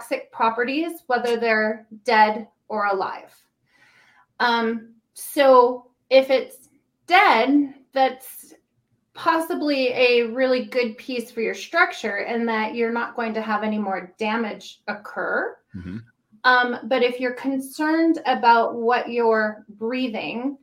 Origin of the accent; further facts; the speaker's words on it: Puyallup, Washington, United States; I grew up in Puyallup, so just down south.